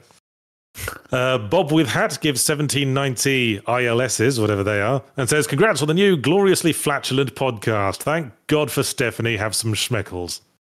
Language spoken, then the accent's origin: English; Midlands, United Kingdom; I'm from the Midlands